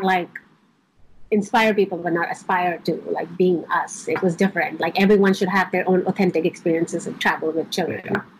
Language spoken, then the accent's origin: English; Dallas, Texas, United States; also born or lived in India; now in Charlotte, United States; I grew up partially in India and I grew up mostly in Dallas, Texas here. So I've been in the U.S. for a long time.